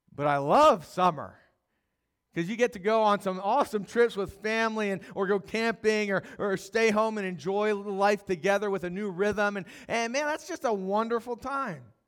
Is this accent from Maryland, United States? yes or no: yes; Howard County, Maryland, United States; also born or lived in Dallas, Texas; I grew up here in Maryland and Howard County, and then spent seven years in Dallas.